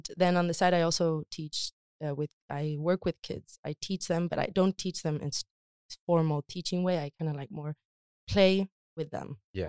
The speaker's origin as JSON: {"language": "English", "region": "Community of Madrid", "country": "Spain", "tie": "born or raised there", "also_born_or_lived": "United States", "moved": "as an adult", "lives_now": "Stockholm, Sweden"}